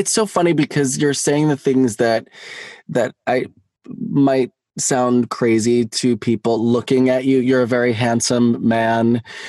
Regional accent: Pittsburgh, Pennsylvania, United States; now in Los Angeles, United States; I'm a huge fan of my hometown. But I grew up in a very white, upper middle class neighborhood and school, where I was one of very few Black kids.

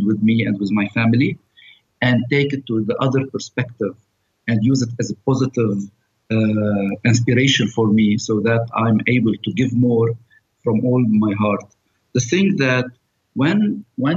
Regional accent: Abra, South Governorate, Lebanon; also born or lived in Beirut; I'm from Lebanon. I come from a small village in the south. It's called Abra.

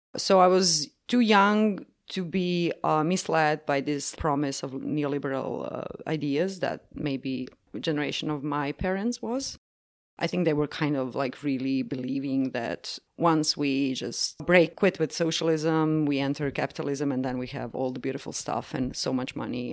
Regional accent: Croatia; I'm from Croatia, which is part of Yugoslavia.

